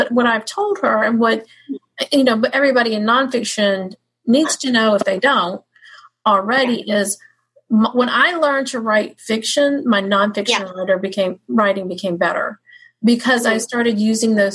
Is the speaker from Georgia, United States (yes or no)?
yes; Georgia, United States; we're both Georgia girls, but she's got a little more Georgia in her than me